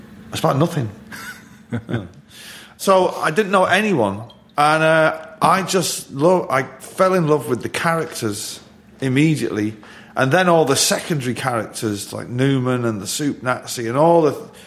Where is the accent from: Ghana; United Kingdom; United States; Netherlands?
United Kingdom; Manchester, North West England; being a Mancunian